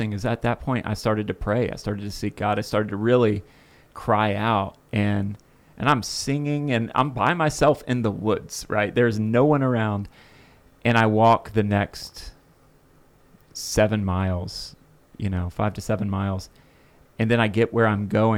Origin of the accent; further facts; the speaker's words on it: Florida, United States; I'm from Florida